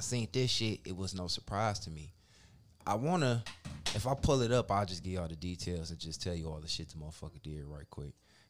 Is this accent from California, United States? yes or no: no; Cleveland, Ohio, United States; I grew up in the Buckeye area. You know, I used to go to Woodland Rec. They changed the name to Ken Johnson Rec.